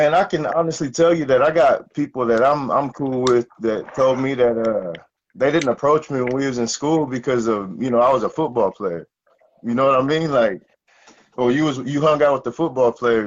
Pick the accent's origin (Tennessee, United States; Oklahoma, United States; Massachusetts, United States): Oklahoma, United States; Adair; also born or lived in Edinburgh, Scotland; I come from Adair, Oklahoma